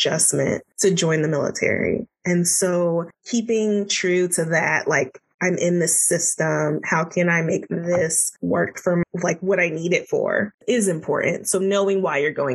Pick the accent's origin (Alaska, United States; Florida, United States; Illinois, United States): Florida, United States; moved away as an adult; also born or lived in Washington, D.C.; I'm from Florida and I was in DC for my residency.